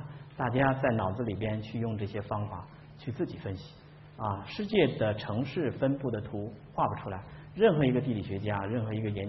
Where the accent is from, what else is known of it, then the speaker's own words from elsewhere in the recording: China; 这是硬翻过来的，我们中国人的词汇里边没有这个词儿啊